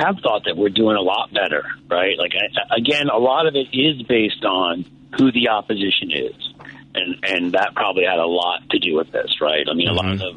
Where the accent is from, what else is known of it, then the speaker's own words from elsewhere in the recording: New York, United States; I grew up in New York